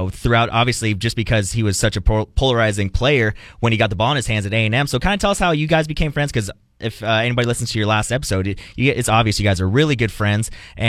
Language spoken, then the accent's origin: English; Phoenix, Arizona, United States; now in Texas, United States; I'm actually originally from Arizona. I'm from the Phoenix area.